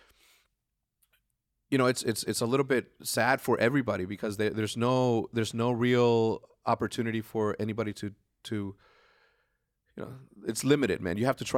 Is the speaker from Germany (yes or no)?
no; Juarez, Chihuahua, Mexico; I want to go back and redo the school that I grew up in Juarez, Mexico.